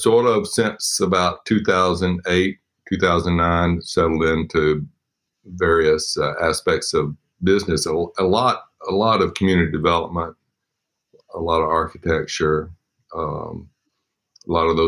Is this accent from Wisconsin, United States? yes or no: no; Tupelo, Mississippi, United States; moved away as an adult; now in Memphis, United States; I grew up in Tupelo